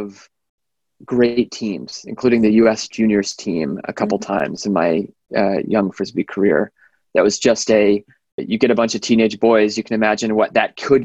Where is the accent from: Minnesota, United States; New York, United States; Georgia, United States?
Georgia, United States; Atlanta; moved away as an adult; also born or lived in Boston, Massachusetts / Cambridge, Massachusetts; now in Sausalito, United States; I was born in Boston, grew up mostly in Atlanta, Georgia